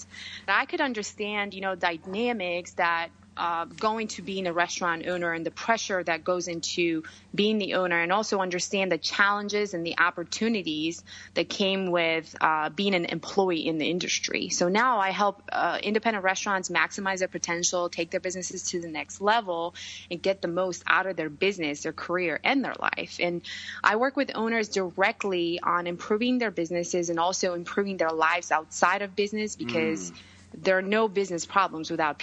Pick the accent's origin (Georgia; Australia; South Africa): Georgia; English is a second language; moved away as an adult; also born or lived in New York City; now in United States; I grew up in Europe, country named Georgia